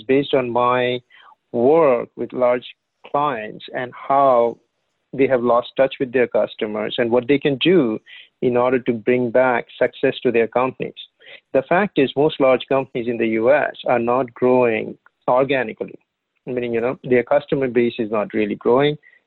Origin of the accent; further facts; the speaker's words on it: India; moved away as an adult; now in United States; I grew up in India